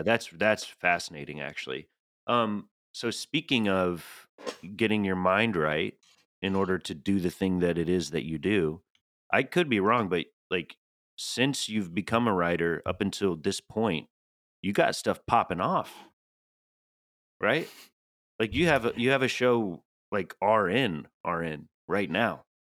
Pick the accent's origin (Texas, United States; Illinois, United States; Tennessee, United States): Tennessee, United States; accent: Tennessee; moved away; I'm from the Southeast, and Julie always rolls her eyes when I change that "ah" to an epsilon